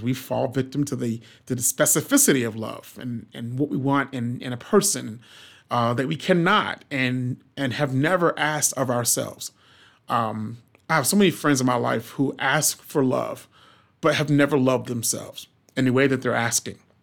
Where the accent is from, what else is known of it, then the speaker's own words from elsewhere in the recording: the South, United States; I'm from the South